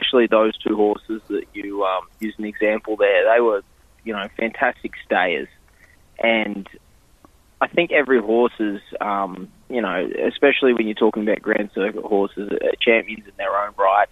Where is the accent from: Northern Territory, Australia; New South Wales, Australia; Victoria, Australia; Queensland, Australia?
Queensland, Australia; moved away as an adult; also born or lived in Sydney; now in New Jersey, United States; I grew up in Queensland